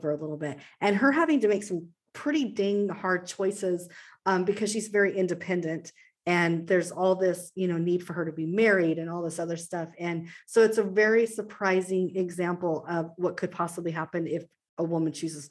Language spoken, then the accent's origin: English; Pacific Northwest, United States; also born or lived in Southern Arizona; Pacific Northwest gal through and through. I wasn't born here. I was born in Southern Arizona. My parents moved here when I was 18 months and I haven't left.